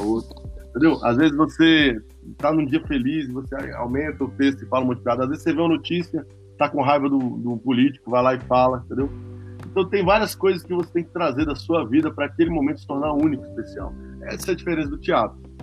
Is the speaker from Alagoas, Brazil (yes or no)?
no; Brasília, Federal District, Brazil; also born or lived in São Paulo; A gente cresceu em Brasília